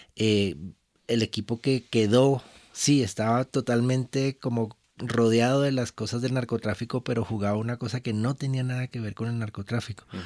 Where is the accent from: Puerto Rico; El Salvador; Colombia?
Colombia